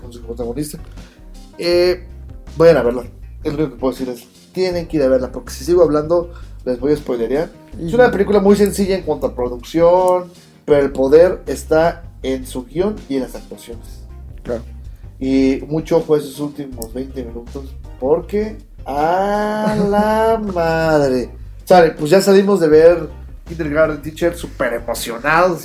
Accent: Mexico; como mexicano

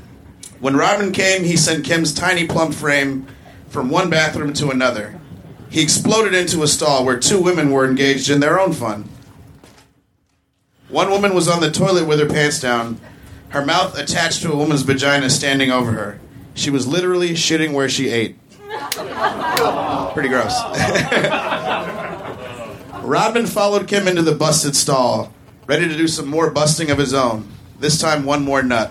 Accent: Chicago, Illinois, United States; I grew up in Chicago

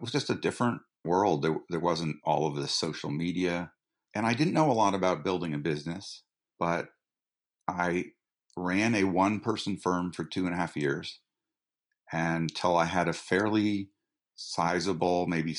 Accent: Boulder, Colorado, United States; also born or lived in Bradford, Vermont; So I grew up in Boulder, Colorado, where my parents were teachers, and spent the summers in Bradford, Vermont, where my family had half of a farm that we shared with my aunt and uncle, who were potters.

